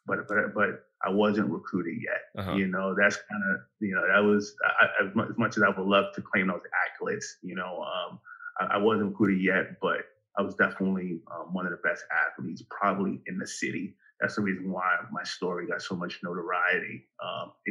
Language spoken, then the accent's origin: English; New York City, New York, United States; moved away as an adult; I grew up in Bedford-Stuyvesant, Brooklyn, New York